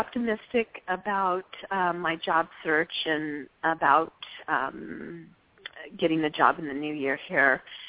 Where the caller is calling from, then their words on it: San Jose, California, United States; I'm calling from San Jose.